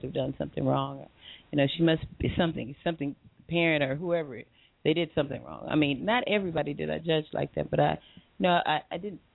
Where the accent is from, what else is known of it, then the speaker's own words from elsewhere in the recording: Compton, California, United States; moved away as an adult; also born or lived in Redondo Beach, California; now in Long Beach, United States; Went to Virginia Shelley Compton, grew up there as a young girl